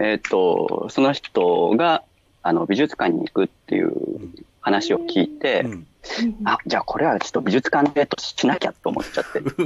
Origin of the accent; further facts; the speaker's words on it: near Narita, Chiba, Japan; moved away as an adult; also born or lived in Nagoya; now in Mito, Japan; 出身はね、うん、千葉県なんですよ